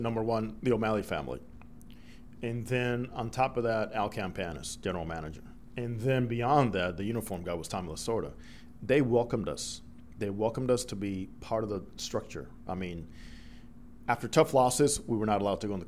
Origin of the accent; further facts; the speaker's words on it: Dominican Republic; first language Spanish; English is a second language; moved away as an adult; I grew up in the Dominican Republic. I was born there, and all through high school, I went to school in the Dominican Republic